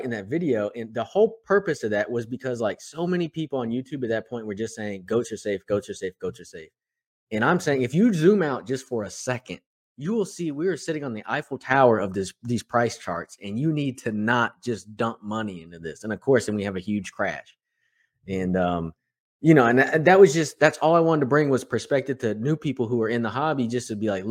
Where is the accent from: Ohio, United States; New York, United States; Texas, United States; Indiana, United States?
Texas, United States; Houston; I'm from Houston